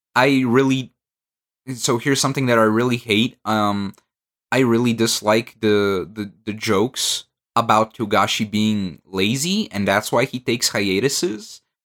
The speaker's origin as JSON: {"language": "English", "country": "Bulgaria", "second_language": "English", "said": "I'm from Bulgaria"}